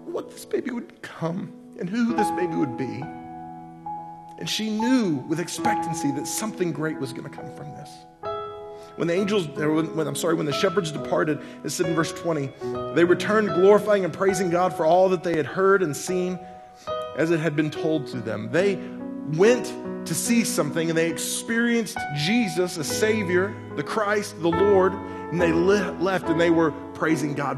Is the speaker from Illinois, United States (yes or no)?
no; Oklahoma, United States; I'm from Oklahoma.